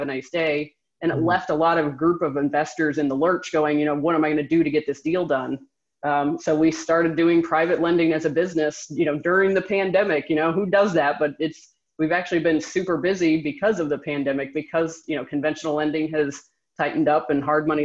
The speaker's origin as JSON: {"language": "English", "town": "Jacksonville", "region": "Florida", "country": "United States", "tie": "born or raised there", "said": "I actually grew up in Jacksonville, Florida."}